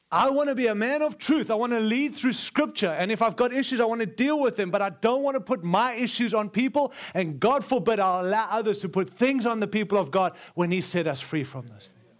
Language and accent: English; South Africa; also born or lived in Zimbabwe; now in United States; I was born in Rhodesia, and it's, and then six weeks later, we moved to South Africa